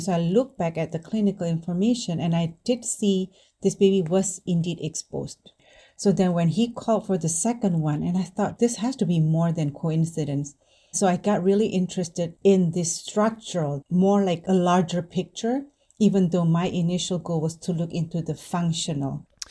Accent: Indonesia; now in United States; I grew up in Indonesia

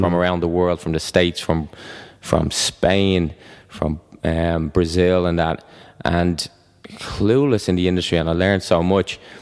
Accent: Ireland; I'm Irish

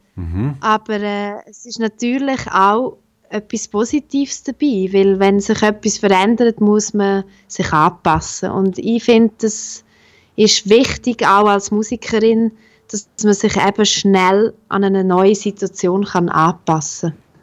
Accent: La Punt Chamues-ch, Graubünden, Switzerland; accent: Bündner; moved away; also born or lived in Bern; Ich komme ja ursprünglich aus La Ponte Chamouest, aus einem kleinen 700 Einwohner Seelendorf

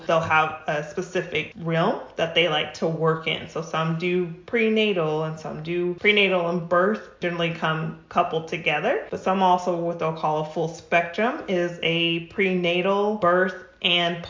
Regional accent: New Mexico, United States; now in Rancho Cucamonga, United States; I'm originally from New Mexico. I'm not a California native.

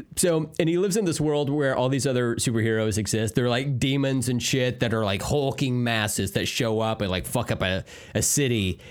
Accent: United States; me as an American

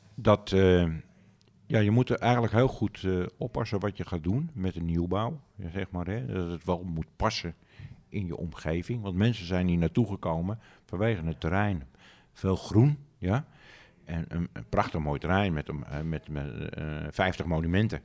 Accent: Amsterdam, North Holland, Netherlands; ik ben Amsterdammer, maar het is gewoon een dorp.

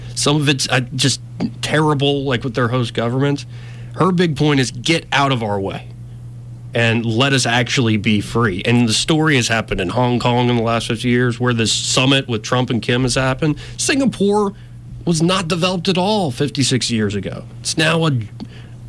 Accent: Montgomery, Alabama, United States; I'm from Montgomery, Alabama. I am this country bumpkin

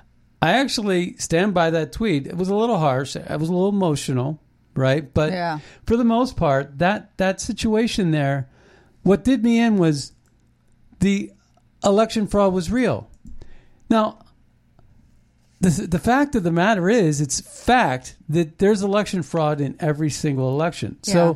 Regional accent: Ohio, United States; moved away; also born or lived in Norfolk, Virginia; I grew up in Ohio.

